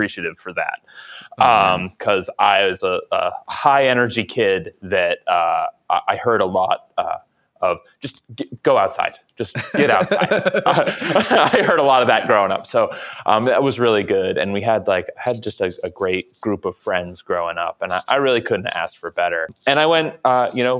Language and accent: English; Contoocook, New Hampshire, United States; I grew up just outside of Concord in a little town called Kentukuk